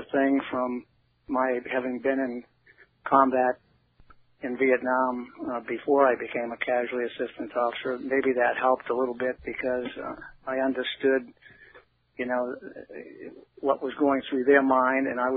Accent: Boston, Massachusetts, United States; moved away as an adult; settle in Boston, which was my hometown

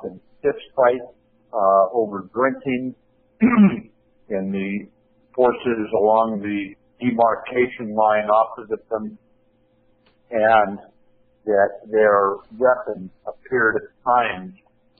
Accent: Columbia River, Washington, United States; back in my hometown on the Columbia River

